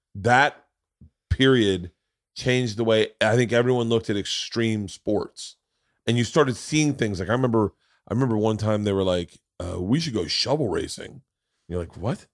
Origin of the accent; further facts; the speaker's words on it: Tampa, Florida, United States; moved away; I grew up in Tampa, so all my friends were in Tampa